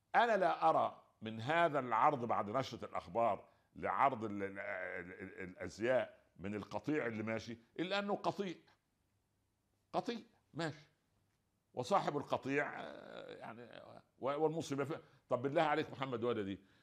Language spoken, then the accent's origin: Arabic; Egypt; عندنا في مصر